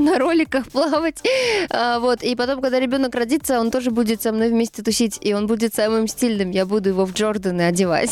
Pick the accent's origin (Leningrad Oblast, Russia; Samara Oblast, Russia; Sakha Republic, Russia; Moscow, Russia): Leningrad Oblast, Russia; Ivangorod; born or raised there; moved away; also born or lived in Saint Petersburg